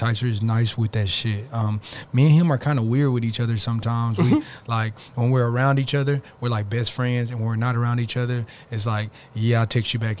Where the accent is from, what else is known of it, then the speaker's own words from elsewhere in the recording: Arlington, Texas, United States; I'm from, like, people know I'm from Arlington as well.